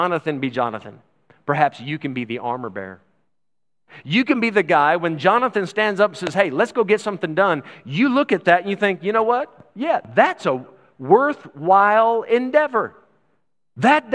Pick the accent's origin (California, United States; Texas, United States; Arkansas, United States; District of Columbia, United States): Texas, United States; I'm from Texas